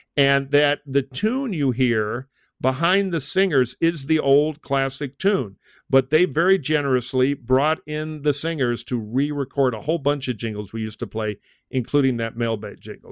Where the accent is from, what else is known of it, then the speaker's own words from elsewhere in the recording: United States; I'm an American